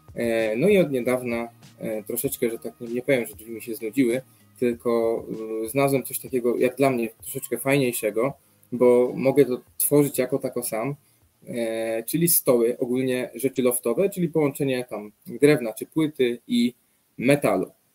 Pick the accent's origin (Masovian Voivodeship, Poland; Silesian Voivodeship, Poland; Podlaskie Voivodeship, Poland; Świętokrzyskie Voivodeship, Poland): Masovian Voivodeship, Poland; near Radom; ja jestem spod Radomia